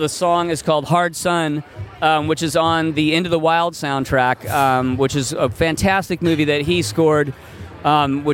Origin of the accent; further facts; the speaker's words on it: Seattle, Washington, United States; I have my dear friend Duff McKagan, who I grew up with in Seattle.